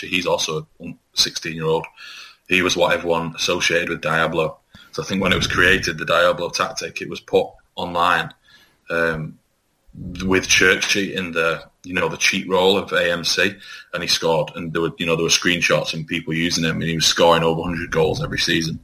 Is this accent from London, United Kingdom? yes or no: no; Leigh, North West England, United Kingdom; I was born in Lee